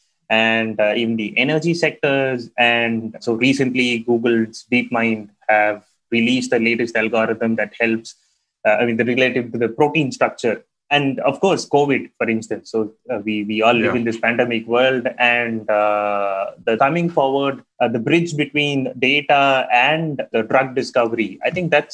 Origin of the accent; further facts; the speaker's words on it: India; growing up in India